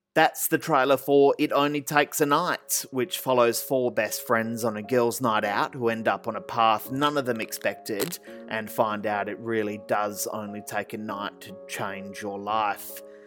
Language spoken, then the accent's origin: English; Perth, Western Australia, Australia; I'm from Perth. Uh, you know, I've worked in Fremantle for 20 years.